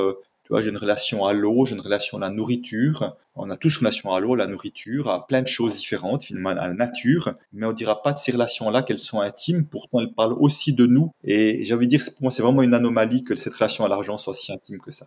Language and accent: French; Switzerland; je viens de Suisse